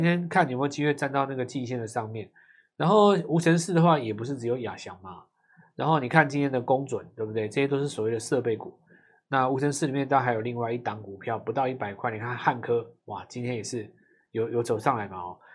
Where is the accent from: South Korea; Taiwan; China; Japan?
Taiwan; 我们台湾人